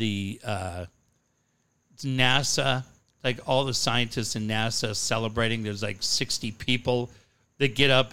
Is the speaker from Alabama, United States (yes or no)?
no; Encinitas, California, United States; I had a buddy that I grew up with in Encinitas